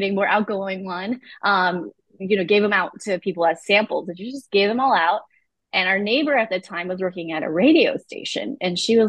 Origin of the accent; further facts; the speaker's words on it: Santa Rosa, California, United States; also born or lived in Malaysia / Emeryville, California / San Pablo, California; we grew up in Emeryville for a while, eventually moved to San Pablo, California, and then Santa Rosa.